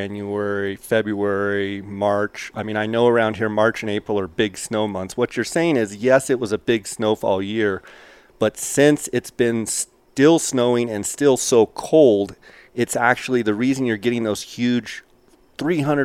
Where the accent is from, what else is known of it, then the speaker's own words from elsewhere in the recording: Arizona, United States; an Arizona guy coming here